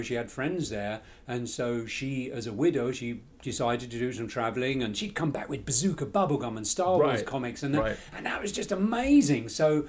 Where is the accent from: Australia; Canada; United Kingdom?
United Kingdom; now in United States; So straight away, not only was I a stranger in America as a British lad